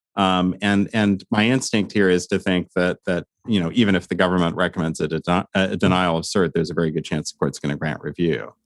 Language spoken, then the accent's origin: English; Lawrence, Kansas, United States; moved away; I got married in, in my hometown in, in Lawrence, Kansas